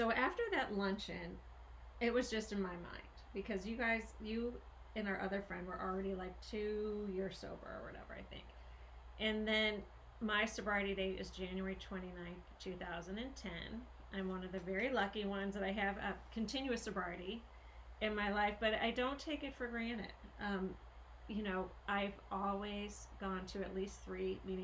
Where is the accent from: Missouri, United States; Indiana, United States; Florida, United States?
Missouri, United States; St. Louis; we do have such a history of growing up in St. Louis, Missouri. And we are childhood friends